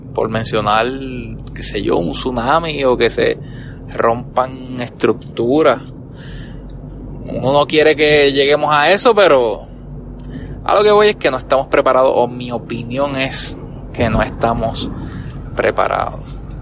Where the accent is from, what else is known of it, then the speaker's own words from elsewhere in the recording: Puerto Rico; como buen boricua